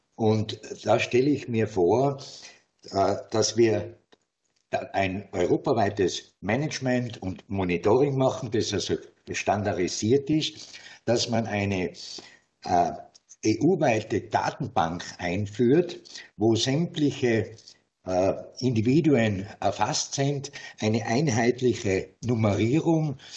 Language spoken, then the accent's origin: German; Tyrol, Austria; bei uns in Tirol